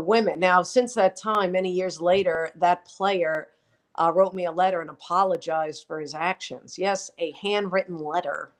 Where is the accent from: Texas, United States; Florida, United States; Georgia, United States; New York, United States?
New York, United States; accent: New York; I'm proud of my New York roots. That's why I did not work on getting rid of my accent